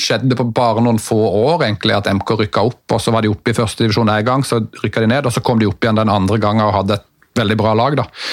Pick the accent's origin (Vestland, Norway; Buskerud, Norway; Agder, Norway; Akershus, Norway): Agder, Norway; Mandal; jeg er jo fra Mandal